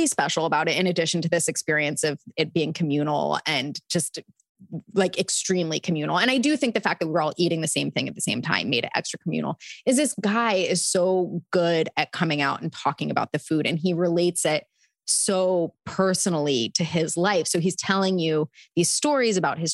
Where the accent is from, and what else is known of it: Delaware, United States